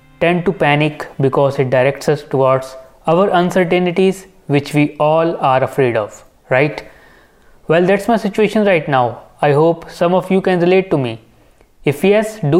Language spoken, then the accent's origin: English; India; being an Indian